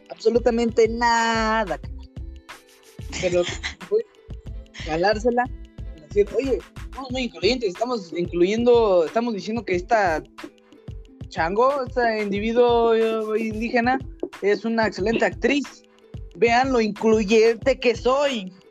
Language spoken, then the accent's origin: Spanish; Mexico